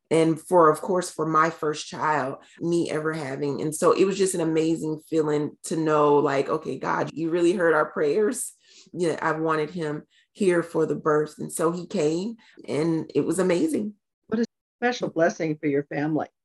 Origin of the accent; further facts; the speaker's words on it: North Carolina, United States; I'm from North Carolina originally, but at the time we were living in South Carolina.